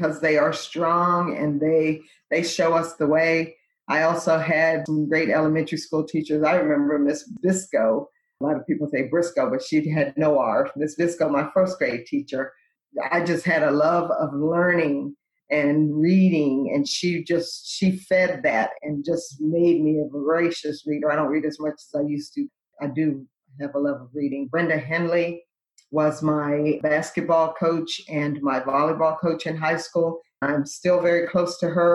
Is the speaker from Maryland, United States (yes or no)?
yes; Lexington Park, Maryland, United States; I grew up in Lexington Park, Maryland